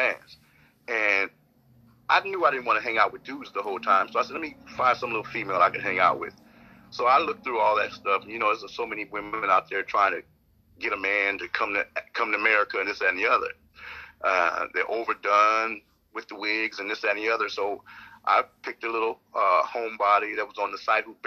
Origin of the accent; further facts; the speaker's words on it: United States; I'm an American